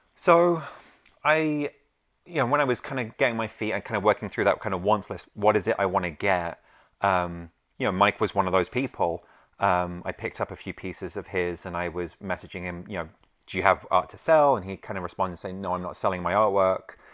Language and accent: English; London, United Kingdom; I grew up in London, um, that's where I'm from